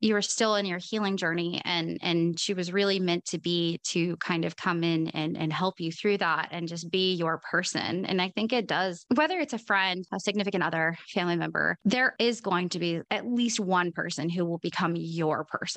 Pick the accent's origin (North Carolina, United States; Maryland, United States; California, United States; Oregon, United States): Oregon, United States; moved away; I'm from Oregon and that's where I'm from originally